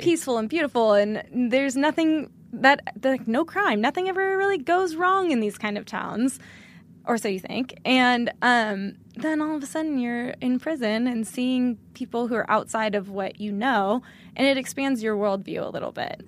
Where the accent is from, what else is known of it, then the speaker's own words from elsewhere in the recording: outside of Sacramento in the foothills, Northern California, United States; moved away; I'm from Northern California.